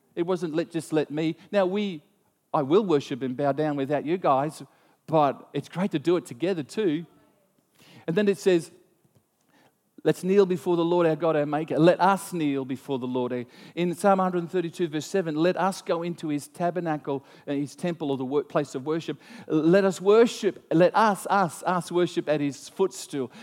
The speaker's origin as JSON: {"language": "English", "country": "Australia"}